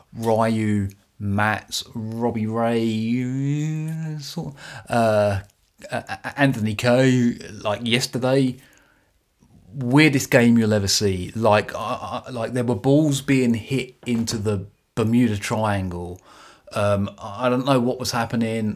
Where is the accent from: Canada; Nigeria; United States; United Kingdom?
United Kingdom; accent: British; my beautiful British accent.